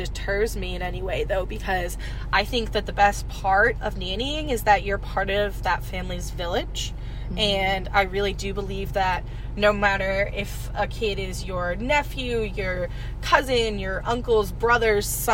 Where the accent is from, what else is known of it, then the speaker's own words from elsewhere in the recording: New England, United States; moved away as an adult; Originally from New England